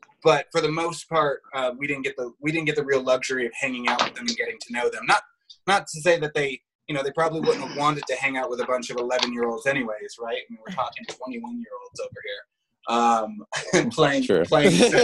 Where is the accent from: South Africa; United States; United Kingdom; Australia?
United States; Los Angeles, California; growing up in Los Angeles